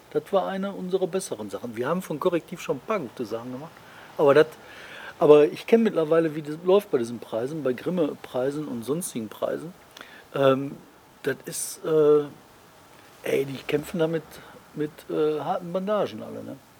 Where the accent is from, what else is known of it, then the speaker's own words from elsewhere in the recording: Bottrop, North Rhine-Westphalia, Germany; bei uns in Bottrop